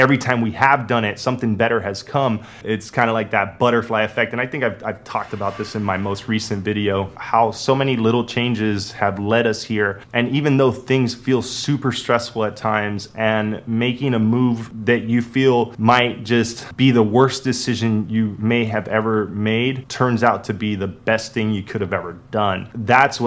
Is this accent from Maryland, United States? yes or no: no; Miami, Florida, United States; moved away; also born or lived in Las Vegas, Nevada; where I grew up in Miami